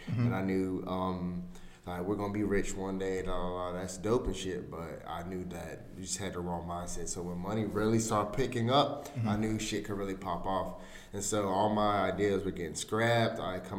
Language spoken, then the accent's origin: English; Durham, North Carolina, United States; I'm from Durham. I'm from Durham. Bull City.